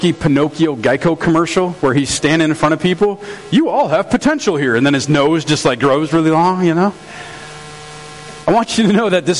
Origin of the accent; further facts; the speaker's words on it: St. Francis, United States; we're in St. Francis, and I'm from St. Francis